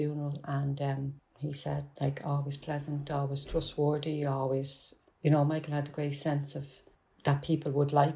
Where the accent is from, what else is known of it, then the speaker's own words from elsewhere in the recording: Dublin, Leinster, Ireland; accent: Dublin; my Dublin accent